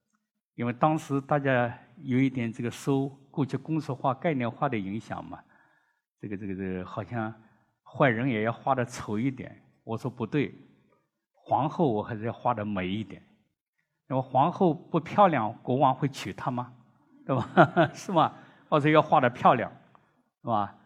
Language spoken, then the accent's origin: Chinese; China; 我们中国人